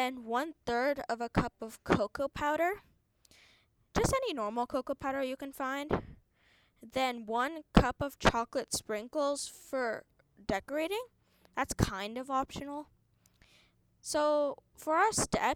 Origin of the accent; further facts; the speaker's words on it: India; I'm from India